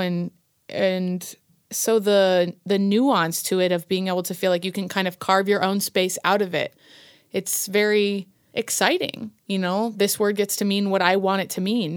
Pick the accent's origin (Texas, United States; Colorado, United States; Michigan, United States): Colorado, United States; also born or lived in Virginia; From Colorado. I'm a Coloradan